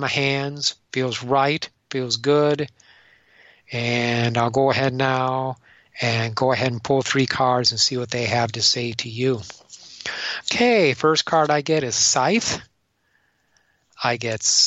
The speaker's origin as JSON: {"language": "English", "region": "Michigan", "country": "United States", "said": "I'm from Michigan"}